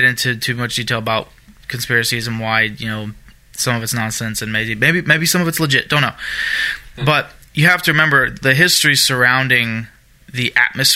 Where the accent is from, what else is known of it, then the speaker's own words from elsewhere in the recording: Germany; moved away; I grew up in Germany. I lived in Germany most of my younger years